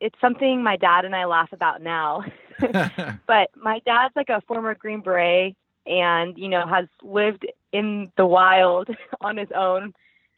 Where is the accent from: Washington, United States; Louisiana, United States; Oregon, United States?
Washington, United States; Seattle; I am from Seattle, Washington